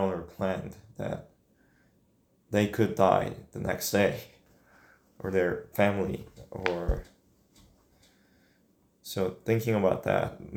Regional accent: Seoul, South Korea; now in United States; The first memory I had, I think we were living a little west east side of Seoul, which is the largest city in Korea.

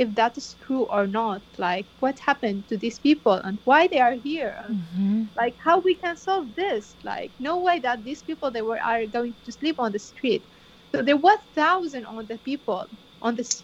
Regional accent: Bartella, Nineveh, Iraq; moved away; I'm originally from Bartola, one of the villages had been invited and occupied

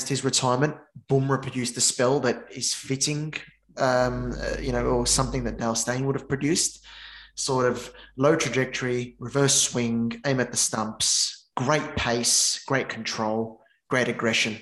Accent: Australia; also born or lived in Sydney; as an Aussie

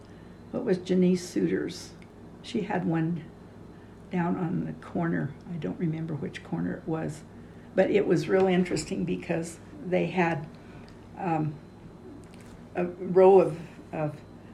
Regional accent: Los Angeles, California, United States; moved away as an adult; also born or lived in Oregon; now in Lander, United States; Growing up in Los Angeles, it was smog.

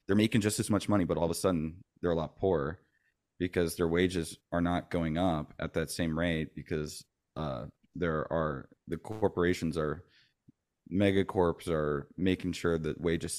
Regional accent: Florida, United States; also born or lived in Bay Area, United States; I'm originally from the Bay Area. {S1} Oh, wow. {S2} Gotcha. {S3} My dad was Navy. So we ended up moving around a lot. And I ended up growing up mostly in Florida

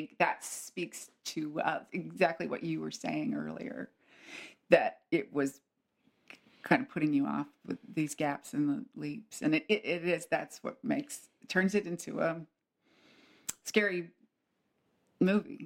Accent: United States; as an American

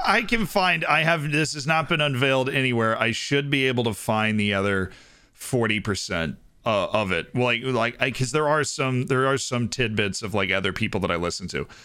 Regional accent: Florida, United States; I'm from Florida

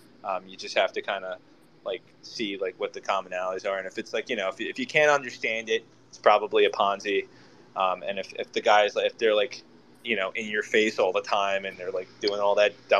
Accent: New York, United States; I grew up in New York

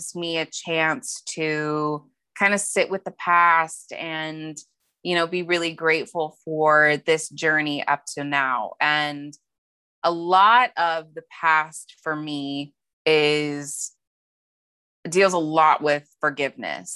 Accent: Montana, United States; born or raised there; moved away as an adult; now in San Diego, United States

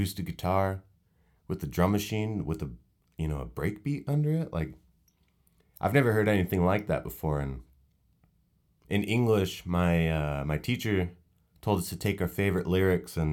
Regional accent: Northern California, United States; I grew up in Northern California

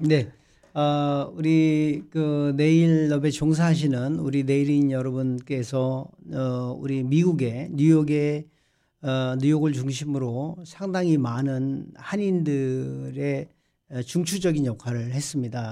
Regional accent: South Korea; now in United States; 저도 이제 한국 사람이지만

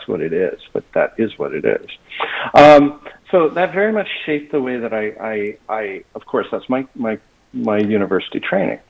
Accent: Toronto, Ontario, Canada; now in Boca Raton, United States; I grew up in Toronto

